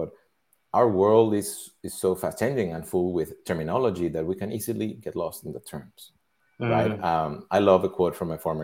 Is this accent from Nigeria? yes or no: no; Mexico; I grew up in Mexico